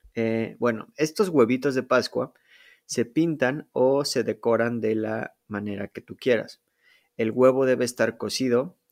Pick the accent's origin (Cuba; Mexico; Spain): Mexico; Mexico City; moved away as an adult; now in Poland; yo nací en la Ciudad de México. Viví ahí por, digamos, más de 21 años